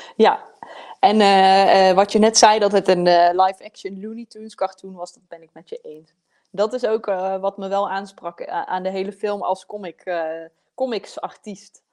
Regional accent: southern Netherlands, Netherlands; accent: southern Dutch; ik heb zelf ook een zuidelijk, zuidelijk Nederlands accent

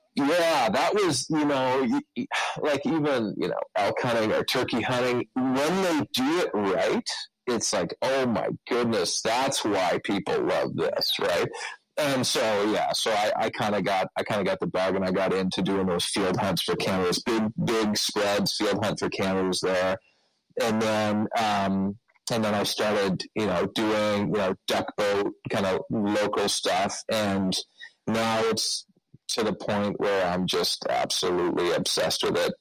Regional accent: Peterborough, Ontario, Canada; I grew up here in Peterborough

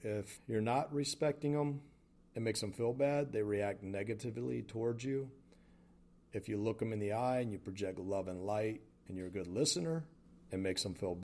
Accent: the South, United States; Growing up in the South

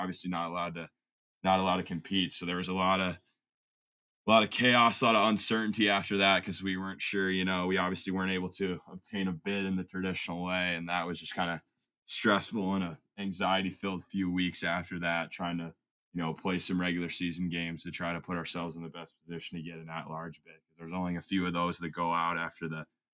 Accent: Grand Rapids, Michigan, United States; now in Culver, United States; I'm from Grand Rapids, Michigan

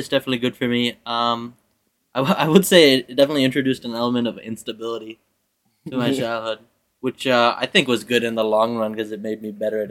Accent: Lexington, Massachusetts, United States; Man, before here, I came from Massachusetts. I came from Lexington, Massachusetts, the birthplace of the American Revolution.

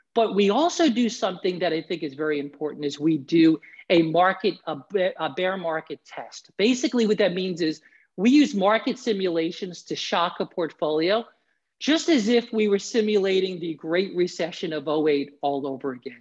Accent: New York City, New York, United States; moved away as an adult; now in Florida, United States; I'm originally from the New York area, New York City

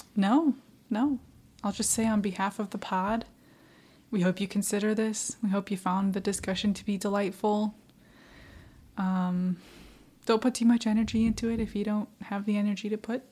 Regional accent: Midwest, United States; now in Florida, United States; I'm from the Midwest

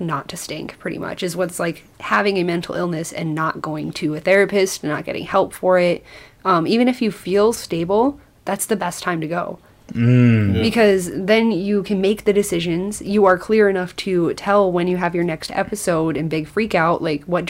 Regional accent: Forest City, Iowa, United States; now in Mason City, United States; I'm from Forest City, which is tiny little town where they built RVs, like Winnebago Industries was created there

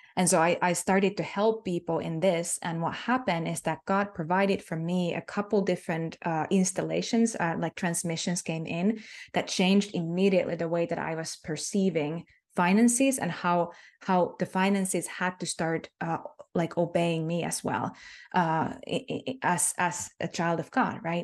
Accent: Finland; first language Finnish; English is a second language; Finnish is my native tongue

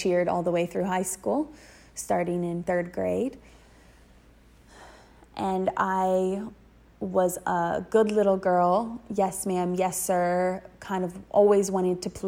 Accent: Dayton, Ohio, United States; I grew up in Dayton, Ohio, pretty small town

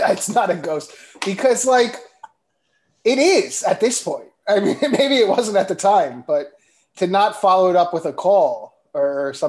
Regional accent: Bergen County, New Jersey, United States; now in Astoria, United States; Bergen County, New Jersey, close to Norwood.

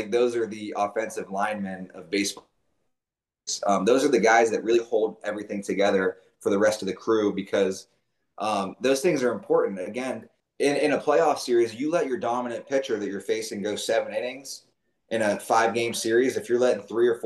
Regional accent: Youngstown, Ohio, United States; moved away; I'm from Youngstown, Ohio. I grew up there

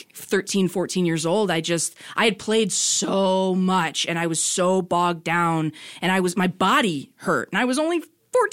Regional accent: Detroit, Michigan, United States; moved away as an adult; Originally, I'm from just outside Detroit, Michigan.

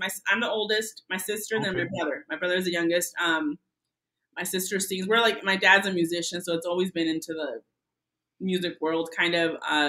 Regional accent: Tijuana, Baja California, Mexico; now in United States; I was born in Tijuana, but I am a citizen. Long story.

